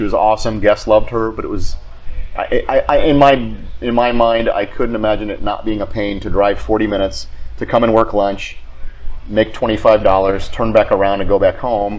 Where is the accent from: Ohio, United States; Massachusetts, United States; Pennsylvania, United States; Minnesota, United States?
Ohio, United States; Akron; moved away as an adult; also born or lived in New England; I grew up in Akron, Ohio.